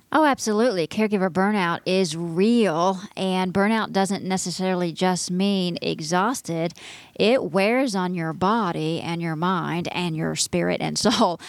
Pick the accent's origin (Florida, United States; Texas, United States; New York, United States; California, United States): Texas, United States; moved away; My home state